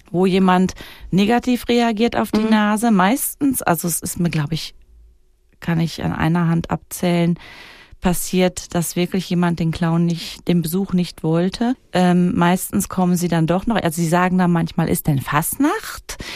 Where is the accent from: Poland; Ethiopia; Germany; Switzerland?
Switzerland; Wädenswil, Zurich; dann sage ich nicht, ich komme aus Klaunhausen, sondern dann sage ich, ich komme aus Wädenswil.